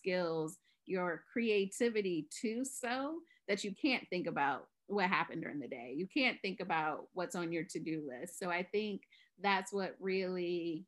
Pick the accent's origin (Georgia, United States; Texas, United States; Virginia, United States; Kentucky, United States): Virginia, United States; moved away as an adult; now in San Diego, United States; I'm originally from Virginia